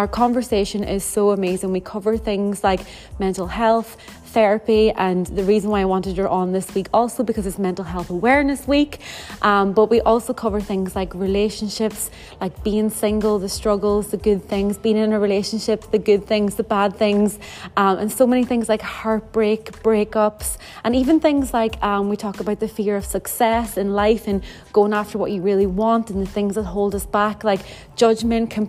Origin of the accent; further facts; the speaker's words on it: Ireland; us both being Irish, coming from the small little island of Ireland